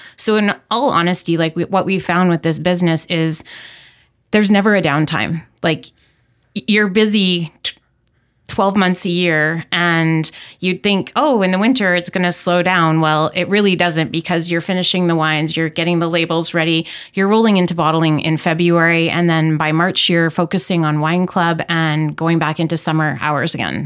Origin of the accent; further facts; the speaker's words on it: Saskatoon, Saskatchewan, Canada; moved away as an adult; also born or lived in Calgary, Alberta / Chestermere Lake, Alberta; now in Okanagan, Canada; I was born and raised in Saskatoon